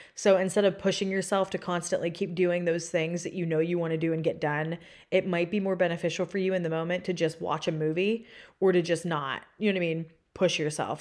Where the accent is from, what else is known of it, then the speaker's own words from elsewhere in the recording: Pennsylvania, United States; moved away as an adult; now in Austin, United States; I am from Pennsylvania